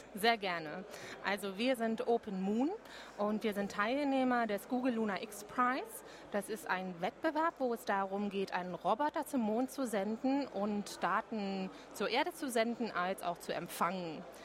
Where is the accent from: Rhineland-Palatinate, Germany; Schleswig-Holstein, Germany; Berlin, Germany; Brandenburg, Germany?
Berlin, Germany; als Berlinerin